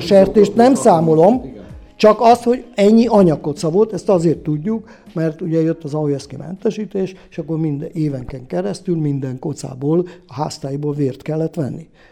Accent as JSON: {"language": "Hungarian", "region": "Budapest", "country": "Hungary", "tie": "born or raised there", "also_born_or_lived": "Mezőfalva", "moved": "as an adult", "lives_now": "Nagykarácsony, Hungary", "said": "Pesti létemre, mert én Pesten születtem, anyám is Pesti"}